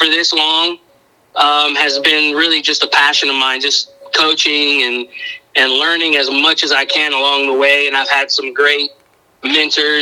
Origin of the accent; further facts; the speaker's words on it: Miami, Florida, United States; moved away as an adult; now in Suwanee, United States; I'm originally from Miami. I was born and raised there